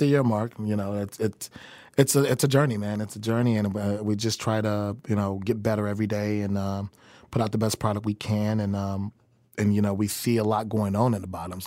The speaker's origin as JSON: {"language": "English", "town": "Chicago", "region": "Illinois", "country": "United States", "tie": "born or raised there", "also_born_or_lived": "New York / Des Moines, Iowa", "moved": "as an adult", "lives_now": "Kansas City, United States", "said": "I grew up in Chicago"}